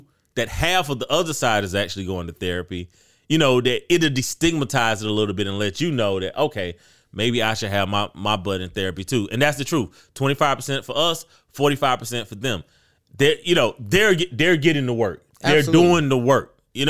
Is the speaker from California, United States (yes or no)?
no; South Carolina, United States; you know, I'm from the Midlands, right? Like yeah. they film live PD in the Midlands.